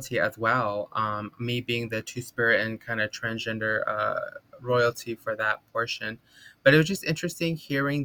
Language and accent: English; Kayenta, Arizona, United States; now in Los Angeles, United States; I am originally from Kayenta, Arizona, from the Navajo Nation, but I currently live on unceded occupied Tongva territory here in West Los Angeles